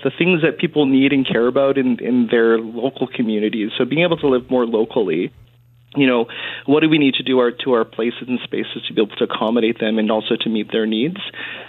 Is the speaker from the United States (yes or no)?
no; Winnipeg, Manitoba, Canada; moved away as an adult; now in Edmonton, Canada; because I'm from Winnipeg